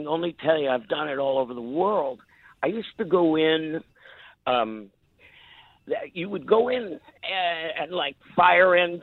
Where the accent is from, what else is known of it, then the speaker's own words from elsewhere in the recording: New York City, New York, United States; I was born and raised in New York City, I was really comfortable there